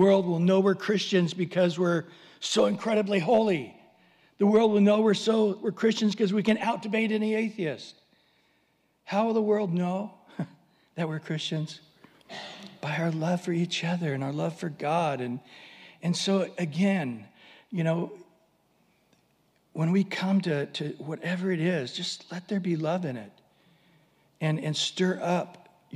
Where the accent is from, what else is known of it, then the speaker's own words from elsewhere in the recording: San Diego, California, United States; we're from San Diego